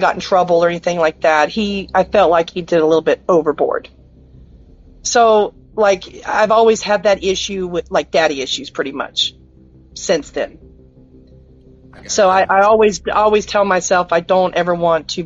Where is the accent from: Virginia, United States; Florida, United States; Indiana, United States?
Florida, United States; I grew up in a small town in Florida, little country town